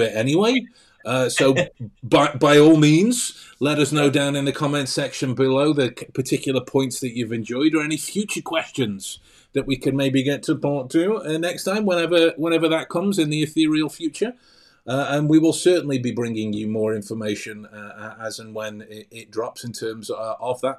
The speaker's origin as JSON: {"language": "English", "region": "England", "country": "United Kingdom", "said": "I'm English, so my, my kind of default nature is it sounds like sarcasm or cynicism"}